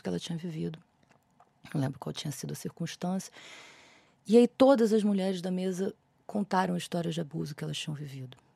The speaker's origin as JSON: {"language": "Portuguese", "region": "Rio de Janeiro", "country": "Brazil", "lives_now": "São Paulo, Brazil", "said": "Eu vim do Rio de Janeiro para São Paulo para estudar dramaturgia, porque no Rio de Janeiro não tinha nenhum lugar similar"}